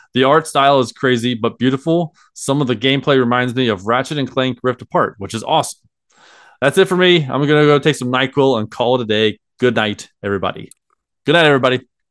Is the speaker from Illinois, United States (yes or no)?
no; Cincinnati, Ohio, United States; I'm from Cincinnati, Ohio